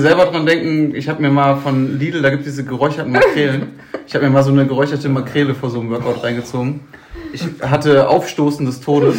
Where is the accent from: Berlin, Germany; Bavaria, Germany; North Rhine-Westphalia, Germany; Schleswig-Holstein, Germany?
North Rhine-Westphalia, Germany; Bottrop; ich komme aus Bottrop-Kirchhellen